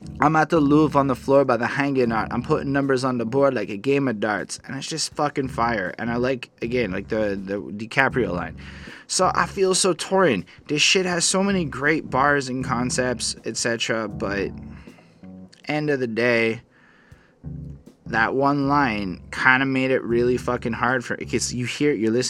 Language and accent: English; Canada; I'm a Canadian liberal. In my 30s, I'm still a Canadian liberal